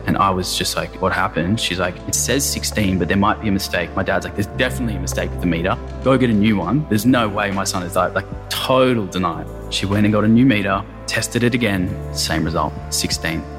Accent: Sydney, New South Wales, Australia; grew up in the eastern suburbs of Sydney.

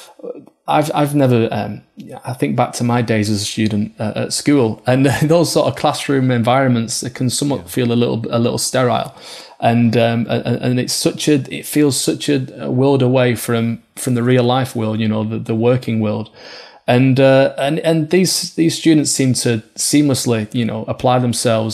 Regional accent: Oldham, North West England, United Kingdom; being from Oldham, just up the road from Bolton.

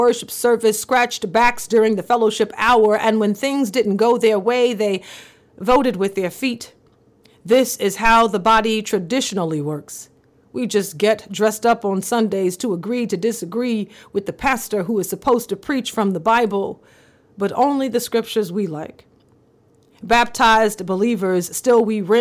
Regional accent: the South, United States; growing up in the South in the 1990s

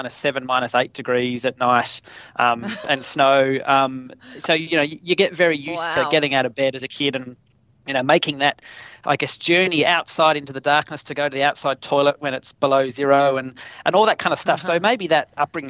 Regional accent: Tasmania, Australia; growing up in Tassie

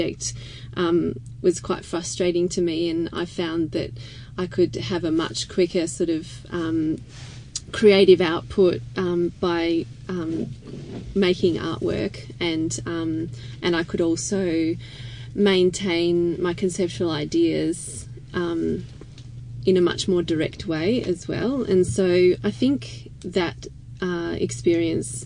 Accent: Melbourne, Victoria, Australia; I was born and raised in Melbourne

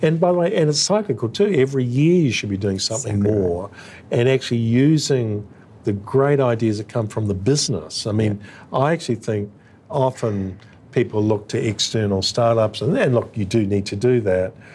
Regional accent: Australia

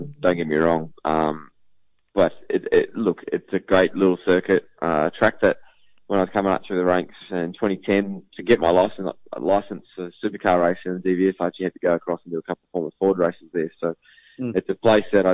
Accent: New Zealand; now in Melbourne, Australia; I'm a Kiwi through and through

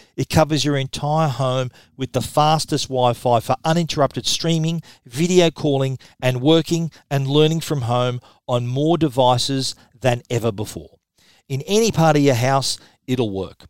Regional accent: Australia; accent: Australian; my Australian accent

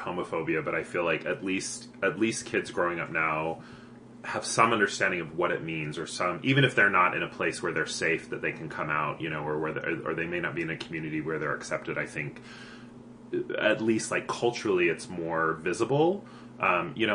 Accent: Provo, Utah, United States; I grew up in Provo

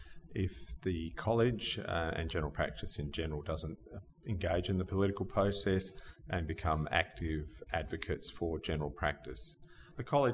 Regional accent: Australia; moved away as an adult; also born or lived in eastern states of Australia; this is my hometown. This is where I grew up

